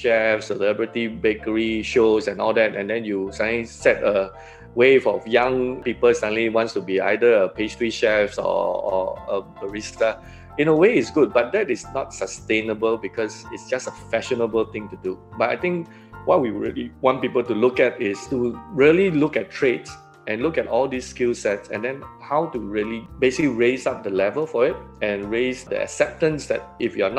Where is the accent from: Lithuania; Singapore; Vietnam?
Singapore; I sort of grew how Singapore grew. Independence was 1965, so I'm born in the year 1966. So in a way, my life history as a Singaporean being 54 years old